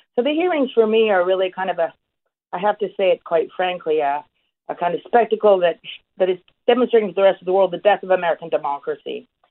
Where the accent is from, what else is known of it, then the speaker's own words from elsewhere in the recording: Canada; I'm a Canadian